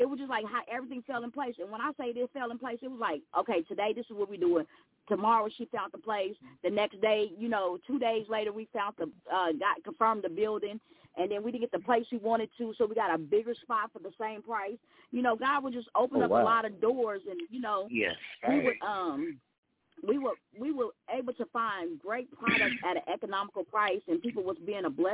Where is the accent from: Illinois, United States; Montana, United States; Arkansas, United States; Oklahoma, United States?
Oklahoma, United States; Broken Arrow; I grew up in Broken Arrow in the 80s, and I've been there almost my whole life